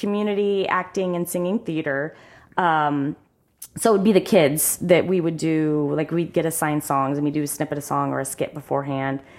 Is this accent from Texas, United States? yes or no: no; Sunbury, Ohio, United States; also born or lived in Columbus, Ohio; I am from Sunbury, Ohio